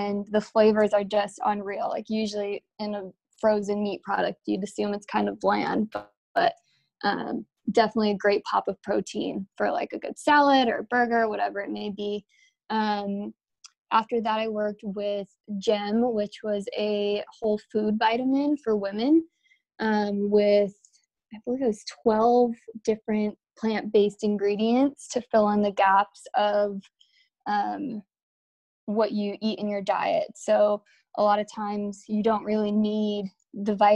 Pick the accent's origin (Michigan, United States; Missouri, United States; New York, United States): New York, United States; Buffalo; moved away as an adult; also born or lived in Atlanta, Georgia; I'm born and raised in Buffalo, New York